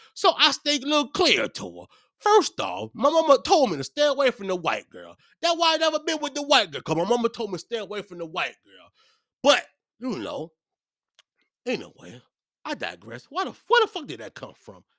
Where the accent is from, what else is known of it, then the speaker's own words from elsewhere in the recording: Hopewell, Virginia, United States; I'm from Hopewell